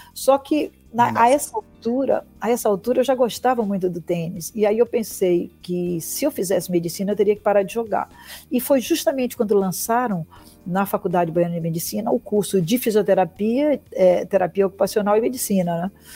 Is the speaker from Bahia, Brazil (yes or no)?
yes; Bahia, Brazil; Eu sou baiana